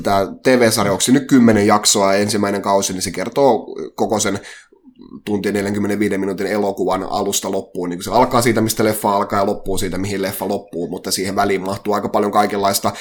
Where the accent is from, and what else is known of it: Halikko, Southwest Finland, Finland